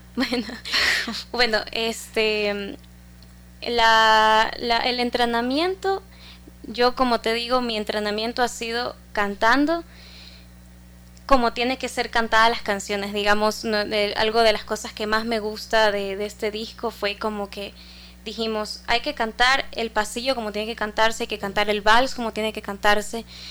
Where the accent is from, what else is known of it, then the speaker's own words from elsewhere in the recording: Guayaquil, Guayas, Ecuador; soy cantora de Guayaquil